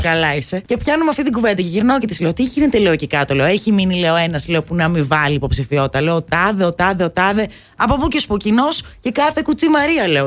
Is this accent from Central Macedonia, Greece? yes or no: no; Almyros, Thessaly, Greece; moved away; από τα μέρη μου, από τον Αλμυρό